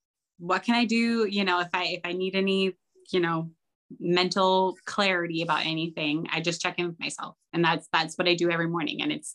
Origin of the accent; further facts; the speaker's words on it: Midwest, United States; Growing up in the Midwest, everyone calls it puppy chow, but yeah, it's Muddy Buddies everywhere else apparently.